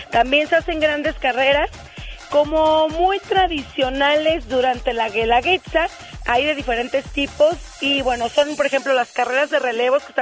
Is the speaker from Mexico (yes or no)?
yes; Mexico; son dos que nos distinguen como verdaderos mexicanos